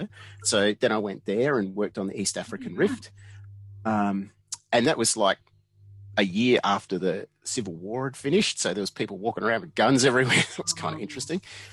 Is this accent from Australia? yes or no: yes; Australia; moved away as an adult; I'm Australian, right? You know, I don't have a visa or anything like that.